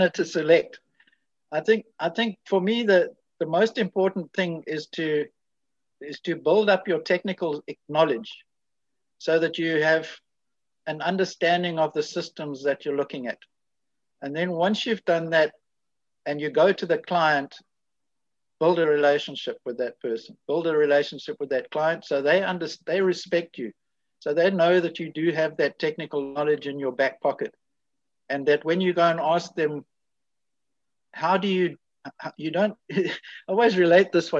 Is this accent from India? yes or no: no; South Africa; me coming from South Africa